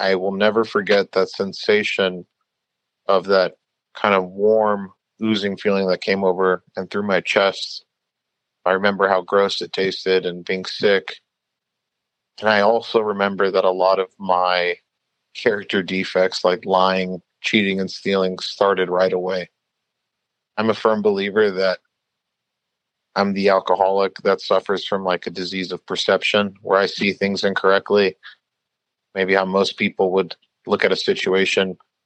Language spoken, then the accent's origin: English; Long Beach, California, United States; the neighborhood that I grew up in here in Long Beach.